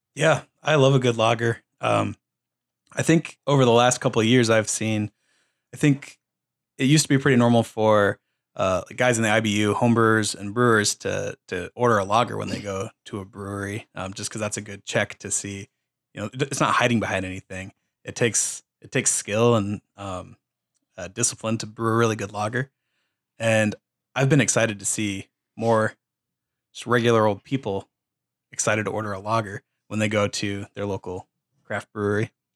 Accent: Waukee, Iowa, United States; I'm from Waukee

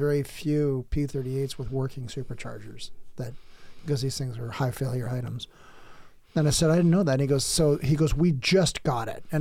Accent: San Diego County, Southern California, United States; I grew up in Southern California. I grew up in San Diego County, all over it

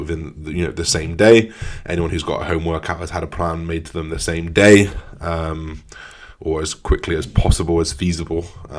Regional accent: England, United Kingdom; as an English person

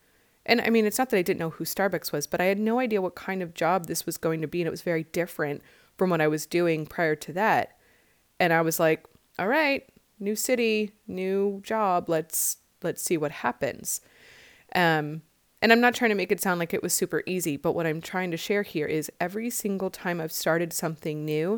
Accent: Midwest, United States; moved away as an adult; now in California, United States; Like I moved from the Midwest in 96 after I graduated college to California, literally not having a job

